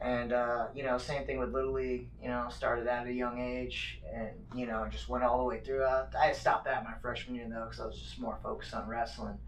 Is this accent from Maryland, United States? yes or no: no; Phoenix, Arizona, United States; also born or lived in Northern Colorado; 59th Avenue and Camelback is kind of where I grew up, and um, shoot, my dad still lives there